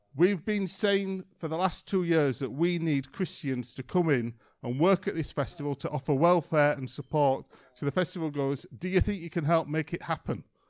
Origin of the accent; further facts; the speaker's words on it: Yorkshire and the Humber, United Kingdom; I'm from a place in England called Yorkshire